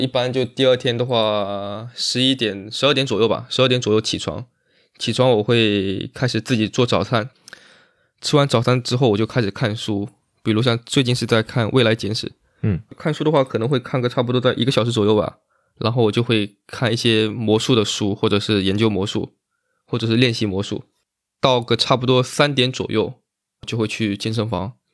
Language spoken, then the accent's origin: Chinese; Zhuji, Zhejiang, China; moved away; 浙江绍兴，浙江绍兴诸暨，然后下面有个村庄叫十二都村